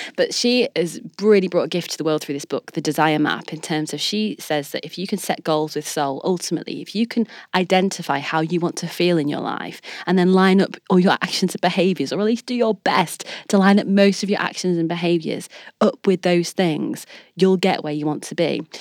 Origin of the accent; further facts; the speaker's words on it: Leeds, Yorkshire and the Humber, United Kingdom; I'm a girl from Leeds